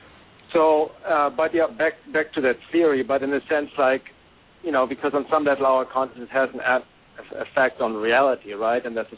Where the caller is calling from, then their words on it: Topanga, California, United States; from Topanga, California.